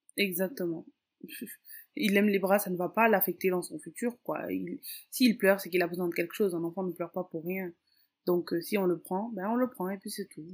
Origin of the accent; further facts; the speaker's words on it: Dakar, Senegal; je suis née et j'ai grandi à Dakar au Sénégal. Euh, je suis d'origine capverdienne